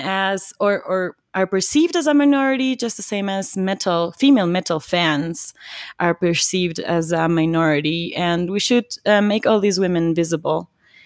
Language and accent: English; Quito, Pichincha, Ecuador; I grew up here in Quito.